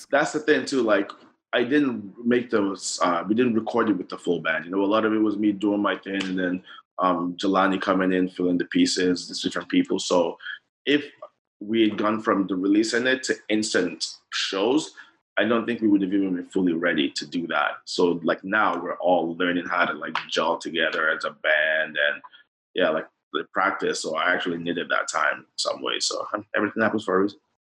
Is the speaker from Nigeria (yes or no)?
yes; Nigeria; growing up in Nigeria